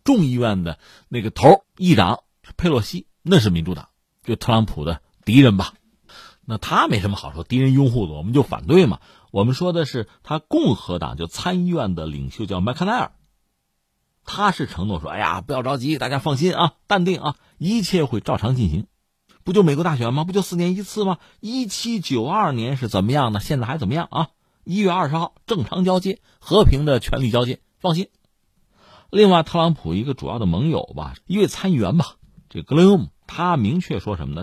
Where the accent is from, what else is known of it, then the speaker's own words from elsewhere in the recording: China; 在这个时候，我们中国人啊，我觉得千万不要被一些漂亮话冲昏了头脑。